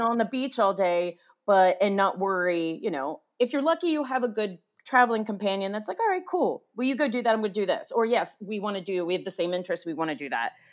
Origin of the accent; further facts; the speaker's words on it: United States; I'm an American